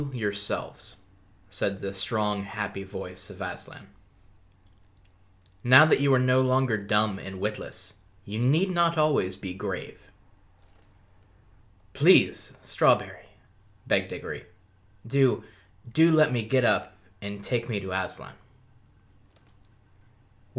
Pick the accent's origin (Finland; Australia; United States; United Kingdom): Australia; accent: Australian; It's my accent. I'm Australian